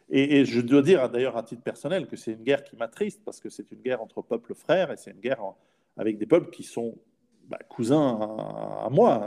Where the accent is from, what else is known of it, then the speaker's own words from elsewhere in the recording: Switzerland; je suis en, en Suisse, je suis suisse